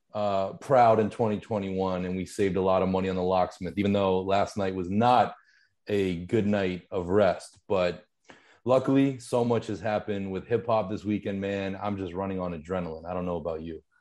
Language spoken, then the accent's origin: English; Pittsburgh, Pennsylvania, United States; I grew up in Pittsburgh, just ninety minutes away, two hours away